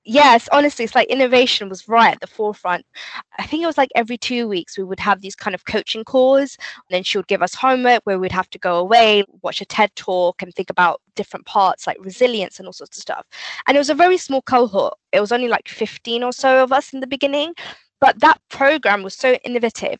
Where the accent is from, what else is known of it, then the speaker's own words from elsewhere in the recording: London, United Kingdom; moved away as an adult; now in near Slough, United Kingdom; Growing up specifically, I think in East London, you go to kind of state schools